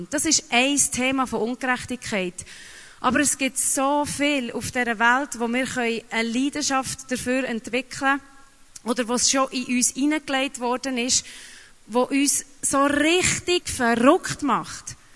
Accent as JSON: {"language": "German", "country": "Papua New Guinea", "tie": "born or raised there", "also_born_or_lived": "Geneva", "lives_now": "Switzerland", "said": "weil ich bin äh, mehrsprachig aufgewachsen in Neuguinea und habe drei Sprachen geredet, bin dahergekommen, habe in Genf die Ausbildung gemacht, habe Französisch geredet"}